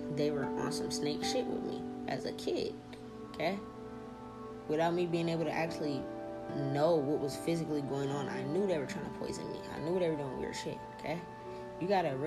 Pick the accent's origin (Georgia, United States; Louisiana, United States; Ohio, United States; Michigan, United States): Louisiana, United States; New Orleans; we're from New Orleans